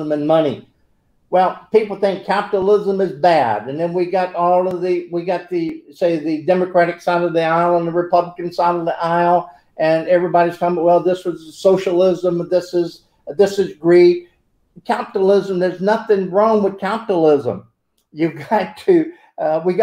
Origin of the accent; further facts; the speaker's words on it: United States; I'm an American